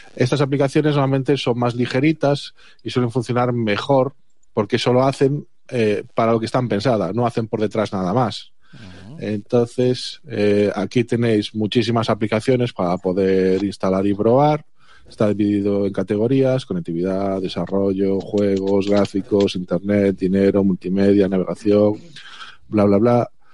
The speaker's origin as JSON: {"language": "Spanish", "region": "Galicia", "country": "Spain", "said": "el resto somos de Galicia"}